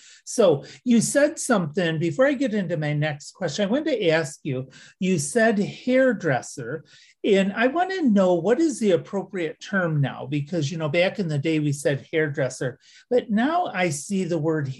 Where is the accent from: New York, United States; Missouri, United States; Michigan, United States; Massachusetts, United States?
Michigan, United States; West; I'm from West Michigan